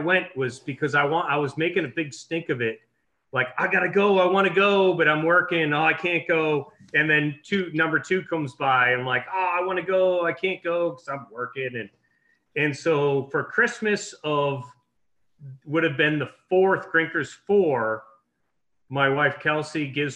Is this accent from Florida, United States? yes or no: no; Ipswich, Massachusetts, United States; moved away; I grew up in Massachusetts, so I'm a masshole by tradition, I guess. Small little town that was established in the early 1600s called Ipswich